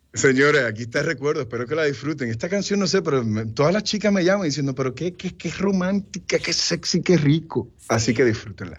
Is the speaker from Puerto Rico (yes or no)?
yes; Puerto Rico; now in United States; Yo soy puertorriqueño hasta en la luna. Y toda mi familia vive en Puerto Rico. Yo me fui de Puerto Rico porque la carrera me lo exigió.